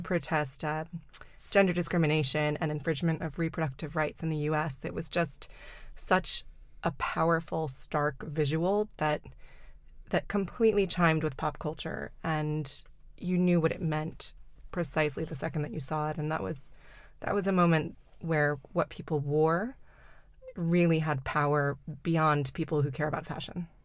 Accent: the South, United States; moved away; I grew up in the South

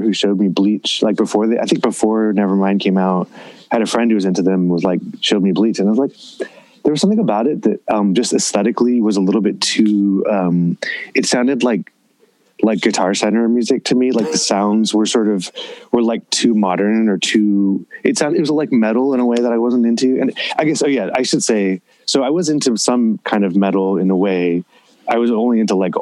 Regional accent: Southern California, United States; growing up in Southern California in the '80s

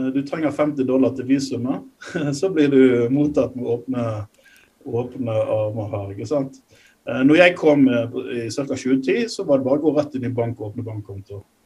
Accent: Norway; moved away as an adult; now in Nairobi, Kenya; Håvard og jeg er nordmenn

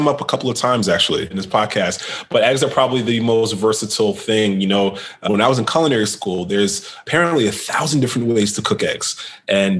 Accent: New York City, New York, United States; now in Washington, D.C. area, United States; I'm from New York City

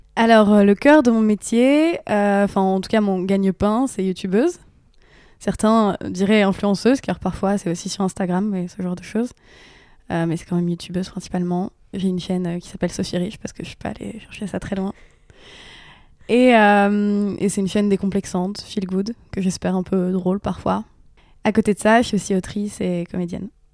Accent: Bichancourt, Hauts-de-France, France; moved away; j'ai grandi en Picardie, dans un petit village

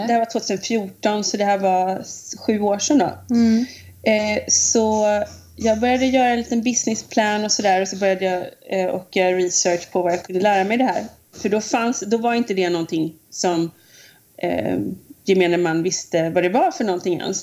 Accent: Munkedal, Västra Götaland, Sweden; moved away as an adult; now in United States; från Munkedal från början

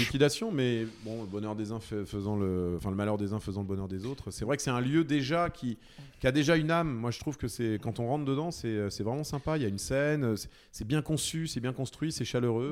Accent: Lyon, Auvergne-Rhône-Alpes, France; moved away as an adult; also born or lived in Paris / Rouen; now in Caen, France; je suis lyonnais

